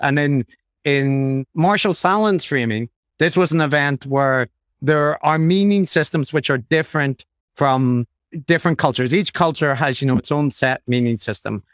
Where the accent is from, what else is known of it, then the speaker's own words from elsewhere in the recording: Ireland; as an Irish person